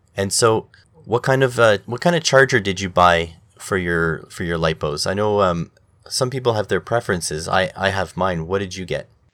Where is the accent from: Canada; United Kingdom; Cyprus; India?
Canada; me as a Canadian